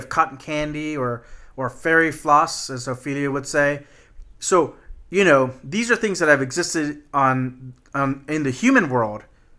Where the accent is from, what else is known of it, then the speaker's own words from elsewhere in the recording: Texas, United States; No, man, I'm just from Texas.